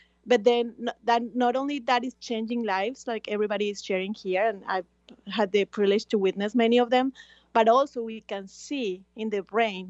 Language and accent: English; Colombia; now in Miami, United States; I'm originally from Colombia. I live in Miami